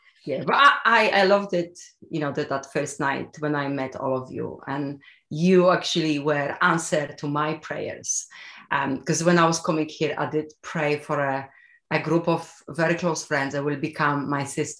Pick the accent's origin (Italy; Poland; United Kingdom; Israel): Poland; English is a second language; I am from Poland, yes.